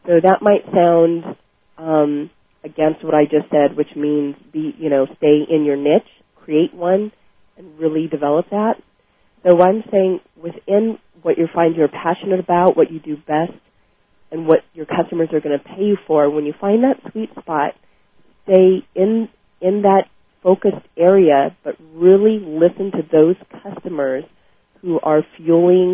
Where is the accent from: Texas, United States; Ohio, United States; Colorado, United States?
Colorado, United States; moved away; I'm originally from Colorado